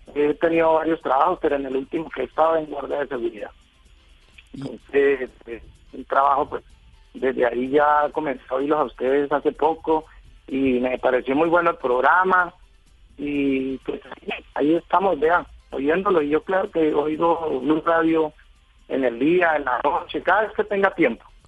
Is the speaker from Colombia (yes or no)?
yes; Villavicencio, Meta, Colombia; Yo, yo soy de Villavicencio, vivo en Villavicencio hace mucho tiempo ya.